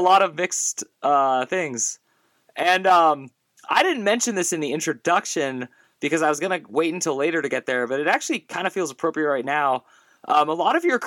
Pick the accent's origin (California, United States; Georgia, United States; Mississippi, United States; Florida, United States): California, United States; moved away as an adult; I grew up in California from 1981, I was there from 1984 till about 2009